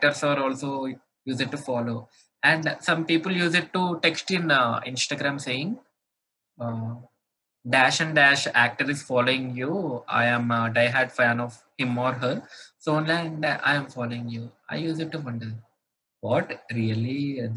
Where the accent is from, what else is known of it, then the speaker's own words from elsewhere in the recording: Hyderabad, Telangana, India; In India, I'm from Hyderabad.